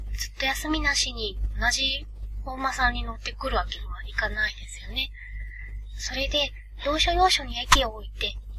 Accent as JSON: {"language": "Japanese", "region": "Hokkaido", "country": "Japan", "tie": "born or raised there", "moved": "yes", "lives_now": "Tokyo, Japan", "said": "北海道出身なんですけど、北海道って金木犀がないんですね。なので、上京してからも"}